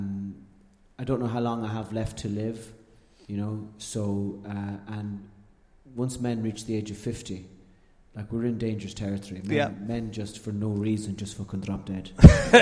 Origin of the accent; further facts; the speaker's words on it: Ireland; moved away; as an Irishman